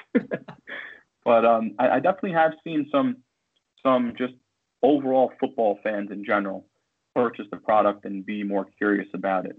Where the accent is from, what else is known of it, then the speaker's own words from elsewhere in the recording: White Plains, New York, United States; also born or lived in Bronx, New York; I was born in the Bronx, raised in White Plains, New York, and it's of course my local hospital